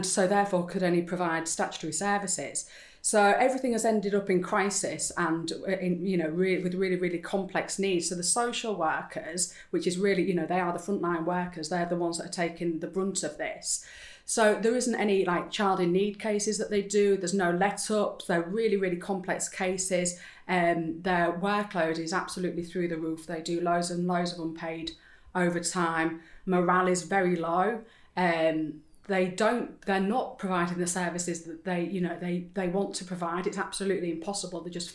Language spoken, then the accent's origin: English; Hull, Yorkshire and the Humber, United Kingdom; we're all from Hull